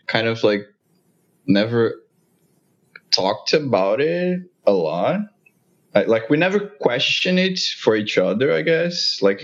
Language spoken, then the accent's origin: English; Brazil; moved away as an adult; now in New York, United States; I'm Brazilian as well.